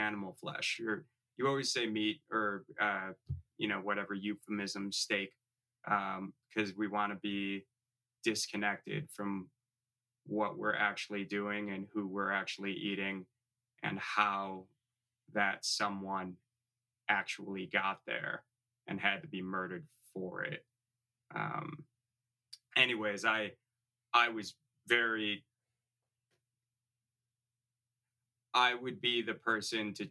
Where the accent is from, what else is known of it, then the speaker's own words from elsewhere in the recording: Chicago, Illinois, United States; I grew up in the Chicago area.